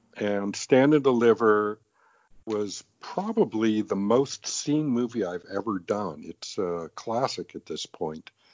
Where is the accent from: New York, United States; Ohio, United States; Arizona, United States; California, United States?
California, United States; Los Angeles; also born or lived in England; I grew up in Los Angeles.